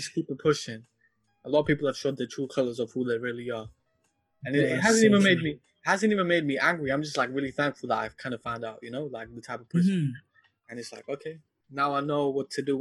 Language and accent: English; Glasgow, Scotland, United Kingdom; now in South Bend, United States; growing up in Glasgow, going to George Square like for Eid